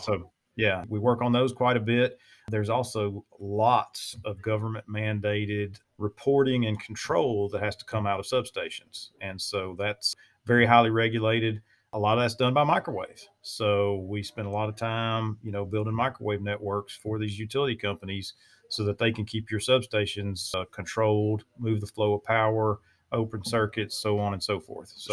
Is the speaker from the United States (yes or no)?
yes; Louisiana, United States; now in East Texas, United States; I'm born and raised in Louisiana and live in East Texas now